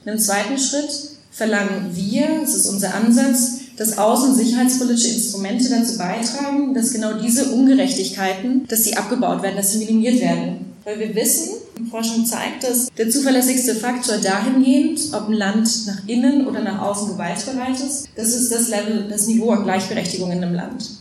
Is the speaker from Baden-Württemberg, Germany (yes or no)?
no; Franconia, Bavaria, Germany; now in Berlin, Germany; ich bin ja Fränkin. Ich denke eigentlich auch, dass ich Bayerin bin.